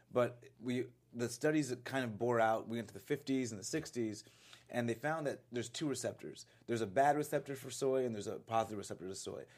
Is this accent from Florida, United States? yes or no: yes; Florida, United States; I grew up in Florida